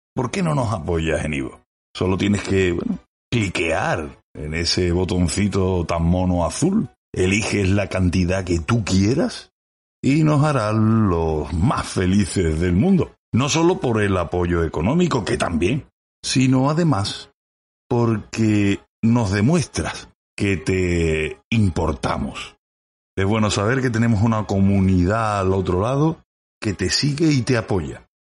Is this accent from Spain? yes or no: yes; Andalusia, Spain; accent: Andalusian; yo soy el andaluz